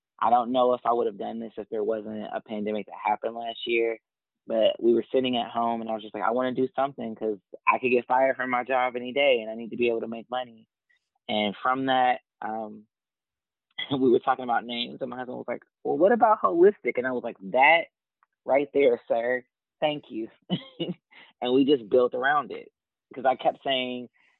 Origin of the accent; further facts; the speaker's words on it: Dayton, Ohio, United States; now in Columbus, United States; I too am from Dayton, born and raised